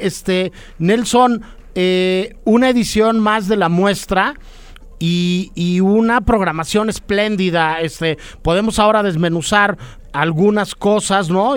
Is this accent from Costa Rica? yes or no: no; Mexico City, Mexico; como somos chilangos o, pasan muchas cosas acá en la CDMX